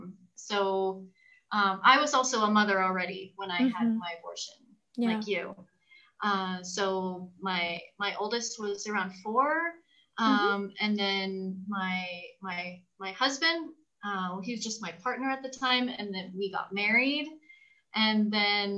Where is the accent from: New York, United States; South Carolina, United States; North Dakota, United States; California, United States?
California, United States; now in Mexico; I'm originally from California